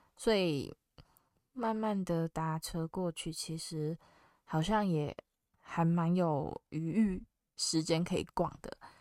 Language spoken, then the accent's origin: Chinese; Taiwan; 我是台湾人